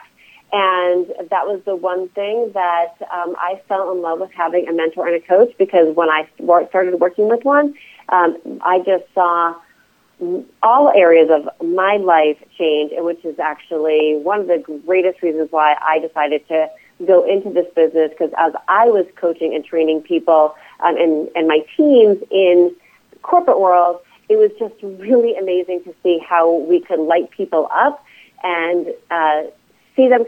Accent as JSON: {"language": "English", "region": "East Coast", "country": "United States", "moved": "yes", "lives_now": "Reno, United States", "said": "I live in Reno, Nevada. I'm originally from the East Coast"}